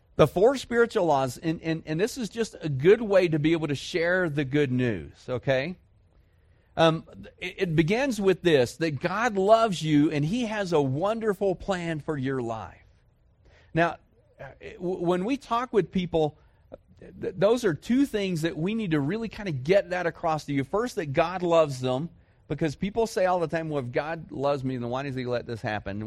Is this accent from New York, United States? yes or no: no; Dallas, Texas, United States; moved away; I grew up in Dallas, Fort Worth